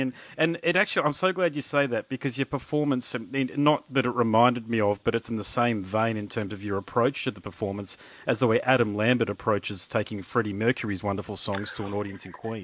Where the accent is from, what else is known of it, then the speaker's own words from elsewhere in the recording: Australia; being Australian